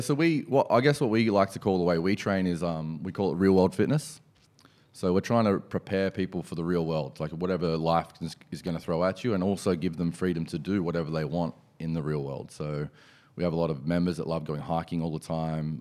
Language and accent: English; Penrith, New South Wales, Australia; also born or lived in Hills District, Sydney; I was, um, born and bred in Penrith